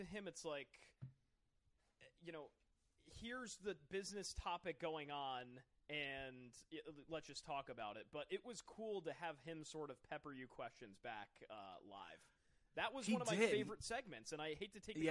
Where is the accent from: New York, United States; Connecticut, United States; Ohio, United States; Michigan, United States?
Connecticut, United States; Fairfield County; moved away as an adult; now in Rhode Island, United States; I was born and raised in Fairfield County, Connecticut, way down in the sort of panhandle of Connecticut.